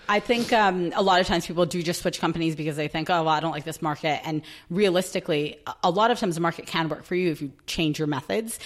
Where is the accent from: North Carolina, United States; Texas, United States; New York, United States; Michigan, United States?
New York, United States; moved away as an adult; now in London, United Kingdom; I'm from New York